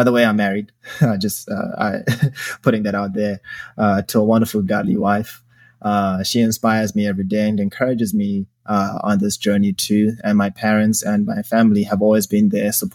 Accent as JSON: {"language": "English", "country": "Zimbabwe", "tie": "born or raised there", "moved": "yes", "lives_now": "Chicago, United States", "said": "I was born and raised in Zimbabwe."}